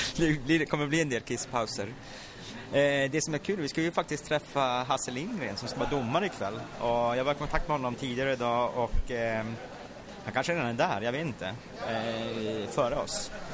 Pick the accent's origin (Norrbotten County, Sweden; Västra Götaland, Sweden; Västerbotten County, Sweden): Norrbotten County, Sweden; Luleå; jag är från Luleå själv